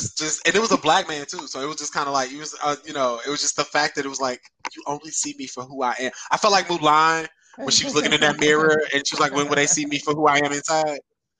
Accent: St. Louis, Missouri, United States; I'm from St. Louis.

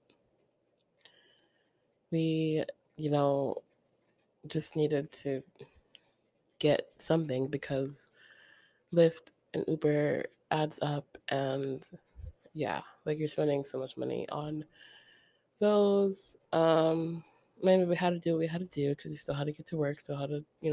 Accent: Ocala, Florida, United States; I don't think I see myself moving back there to Ocala, my hometown.

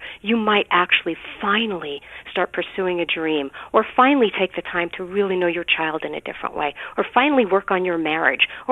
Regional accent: New York City, New York, United States; I grew up in Brooklyn, New York, and my family is Orthodox Jewish.

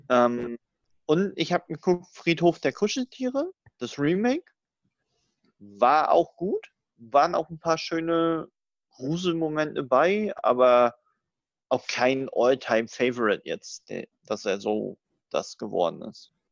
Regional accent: Rostock, Mecklenburg-Vorpommern, Germany; moved away; Bin jetzt morgen tatsächlich mal wieder in Rostock, in MV, in meiner alten Heimat

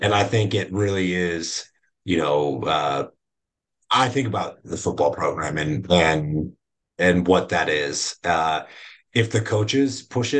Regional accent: Chicago, Illinois, United States; moved away; I grew up in the Chicago area, like in my really like elementary formative years outside of Chicago

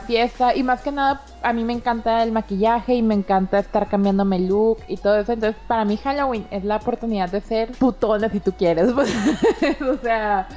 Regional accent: Mexico; nosotros como ciudadanos mexicanos

